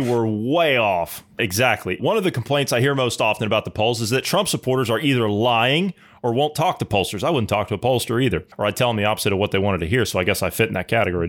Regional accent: south of Columbus, Ohio, United States; I'm not natively from Columbus. I've lived there for a while, but I'm from further south than

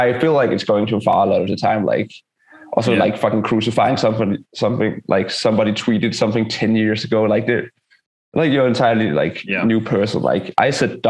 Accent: Denmark; we're from Denmark, we're a socialist country

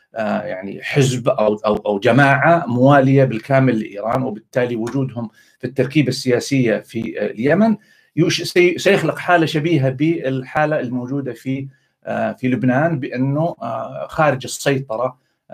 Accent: Saudi Arabia; ضايقني شويه كسعودي

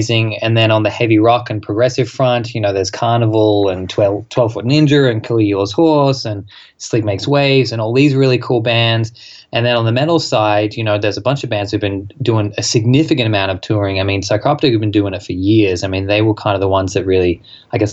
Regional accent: Australia; an Australian band

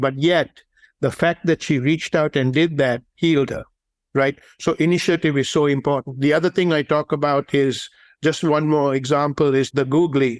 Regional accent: Sri Lanka; moved away; the game that I grew up playing in Sri Lanka was the game of cricket

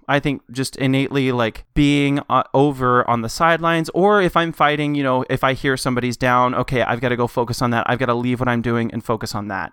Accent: Knoxville, Tennessee, United States; I was born in Knoxville, Tennessee, born and raised

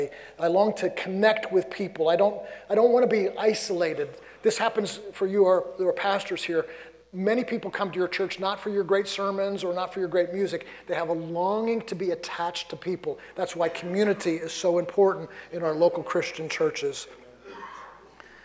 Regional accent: New York City, New York, United States; moved away; I grew up in New York City.

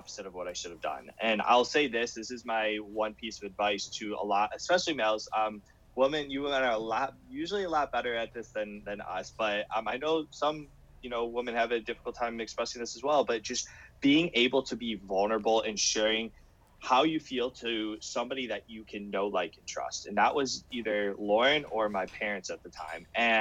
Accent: Cleveland, Ohio, United States; I'm from Cleveland, Ohio, and I was at a local hospital at the time.

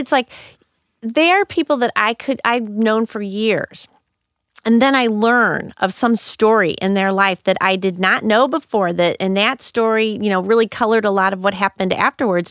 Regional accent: St. Louis, Missouri, United States; also born or lived in Madrid, Spain; I grew up in North County, Saint Louis

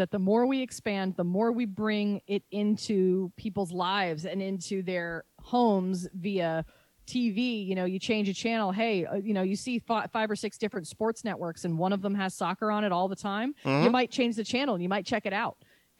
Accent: Charlotte, North Carolina, United States; I'm originally from Charlotte, so I'm happy to see what they do.

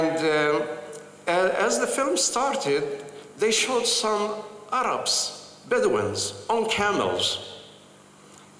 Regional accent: Jerusalem, Palestine; moved away as an adult; also born or lived in Bethlehem; I am a Palestinian Christian from Jerusalem

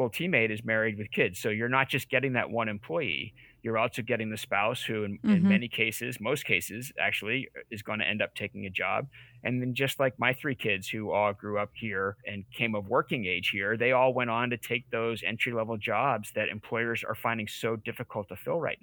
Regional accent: Massachusetts, United States; moved away as an adult; now in Maine, United States; I'm not from Maine originally either. I grew up in Massachusetts and my family and I lived all over the country.

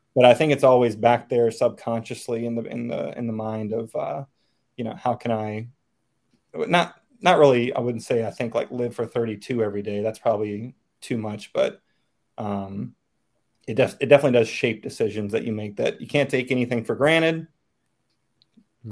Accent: Chesterfield County, outside Richmond, Virginia, United States; moved away as an adult; now in Northern Virginia, United States; I grew up uh, outside of Richmond Chesterfield County basically Suburbia 101.

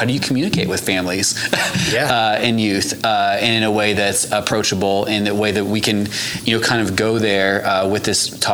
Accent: Missouri, United States; moved away as an adult; now in Oklahoma, United States; I'm from Missouri originally

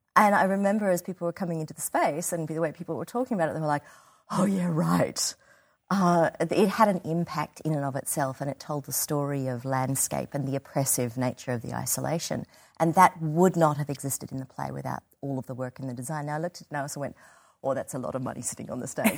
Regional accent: Australia; being an Australian designer

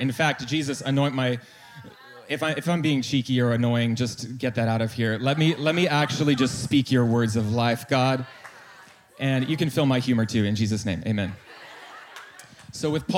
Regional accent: North Carolina, United States; I am from North Carolina

